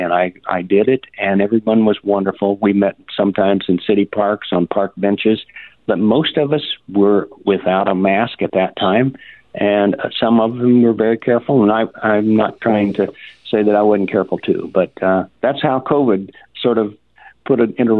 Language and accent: English; Kansas, United States; moved away as an adult; now in Iowa, United States; Well, I went immigrant to Iowa 45 years ago, originally from the state of Kansas